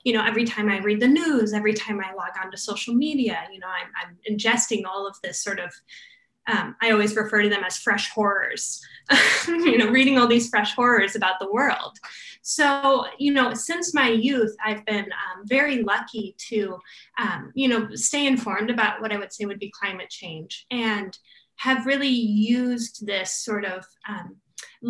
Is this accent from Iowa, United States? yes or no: yes; rural Eastern Iowa, United States; moved away; I grew up in rural Eastern Iowa